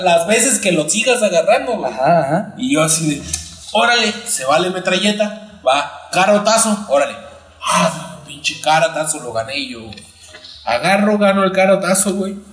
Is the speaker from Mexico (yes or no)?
yes; Mexico; en México tenemos